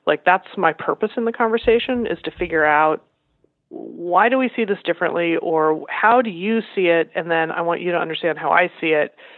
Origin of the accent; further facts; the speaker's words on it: Iowa and Nebraska, Midwest, United States; moved away as an adult; also born or lived in Los Angeles, California / Massachusetts; I grew up in Iowa and Nebraska.